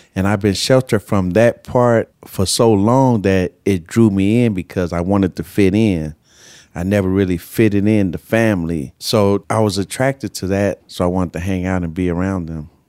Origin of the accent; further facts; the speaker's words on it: Carson, California, United States; I grew up in Carson, California